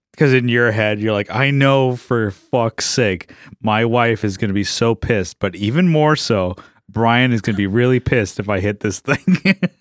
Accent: San Diego, California, United States; we're from San Diego

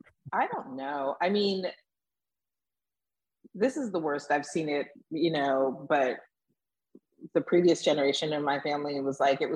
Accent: San Francisco, California, United States; moved away as an adult; now in Nashville, United States; So since I moved here to Nashville, right? I moved from San Francisco, born and raised in San Francisco. I'm incredibly liberal and progressive. Moved here

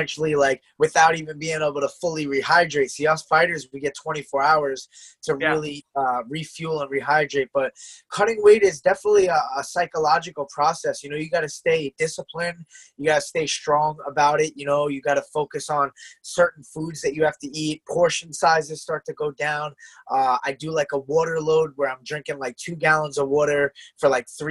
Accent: Selden, New York, United States; also born or lived in Oceanside, New York; I was born in Oceanside, but I've lived in Selden my whole life pretty much since I was like 2 years old

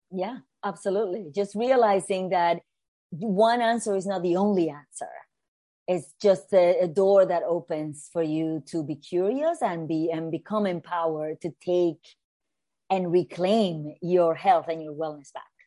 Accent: Puerto Rico; moved away as an adult; also born or lived in New York City; I was born and raised in Puerto Rico, in the Caribbean.

